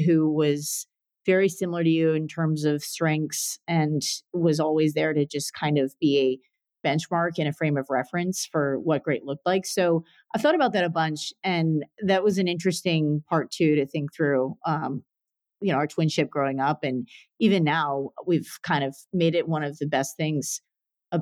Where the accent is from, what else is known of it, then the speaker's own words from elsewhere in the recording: Florida, United States; we were born and raised in Florida